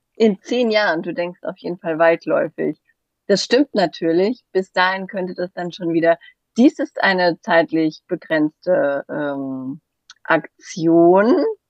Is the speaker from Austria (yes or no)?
no; Hesse, Germany; accent: Hessian; wegen meinem hessischen hessischen Dialekt